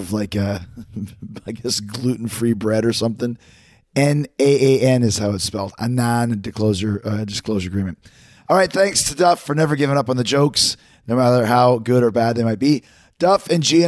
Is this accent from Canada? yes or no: yes; Winnipeg, Manitoba, Canada; When I was growing up in Winnipeg